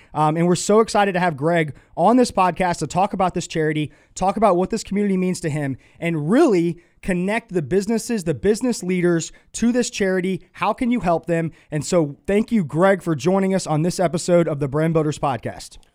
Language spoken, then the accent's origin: English; Atlanta, Georgia, United States; moved away as an adult; now in Charlotte, United States; I grew up in Atlanta, and I felt like a number in Atlanta